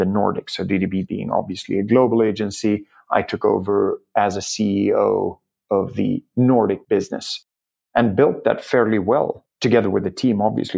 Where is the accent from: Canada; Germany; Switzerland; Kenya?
Germany; also born or lived in Key West, Florida, United States; I grew up in a very engineering-heavy family in Germany